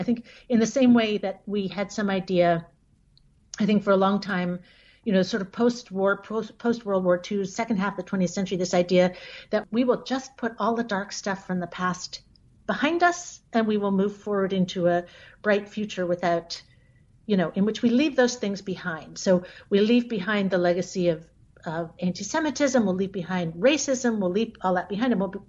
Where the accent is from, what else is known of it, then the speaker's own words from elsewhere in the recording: United States; born there; I was the only American in my family. I was born in the United States, but my sister was born in France